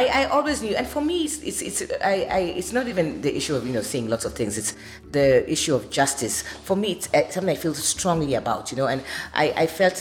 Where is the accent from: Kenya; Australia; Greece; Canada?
Kenya; I'm Kenyan